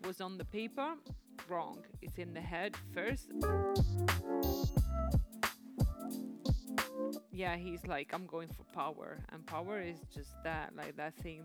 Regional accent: Padua, Veneto, Italy; moved away; I'm from Padova, which is a medium-sized city from the northeast of Italy

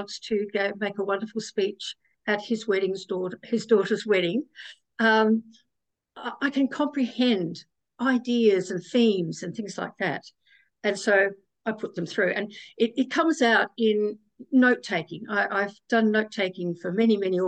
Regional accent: South Australia, Australia; I was born in South Australia

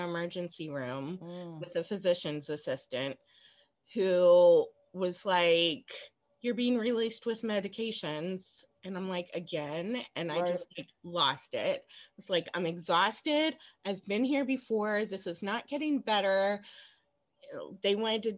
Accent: Cincinnati, Ohio, United States; I was born and raised in Cincinnati

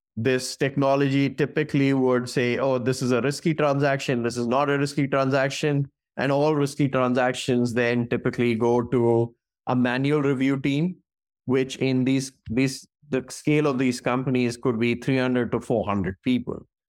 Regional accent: New Delhi, Delhi, India; moved away as an adult; also born or lived in Singapore / Atlanta, United States; now in San Francisco Bay Area, United States; I was born and raised in New Delhi in India

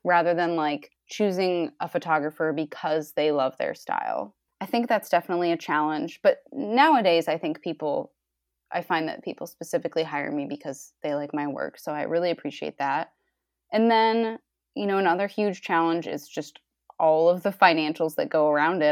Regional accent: Rhode Island, United States; now in Cleveland, United States; I'm in Cleveland, Ohio now, but I grew up in Rhode Island.

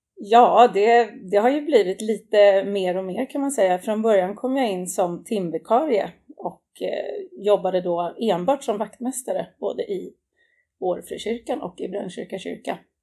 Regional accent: Täby, Stockholm County, Sweden; Det är där jag kommer ifrån och där jag bor också idag

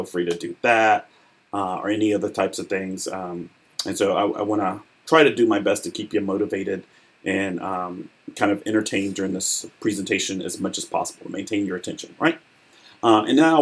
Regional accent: Arkansas, United States; moved away as an adult; also born or lived in Chicago, Illinois; now in Atlanta, United States; I was born in Chicago. My family moved to Arkansas when I was about 7. I grew up there.

